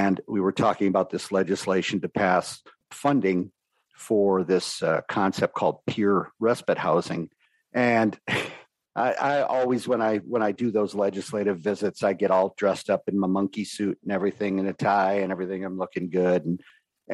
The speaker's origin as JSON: {"language": "English", "town": "New York City", "region": "New York", "country": "United States", "tie": "born or raised there", "said": "my early childhood growing up in New York City"}